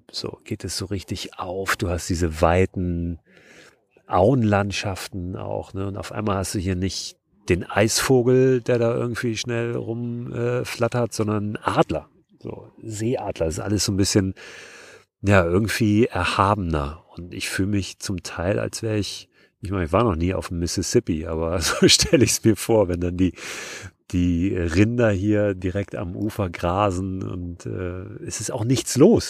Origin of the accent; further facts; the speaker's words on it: Hamburg, Germany; ich komme ja aus Hamburg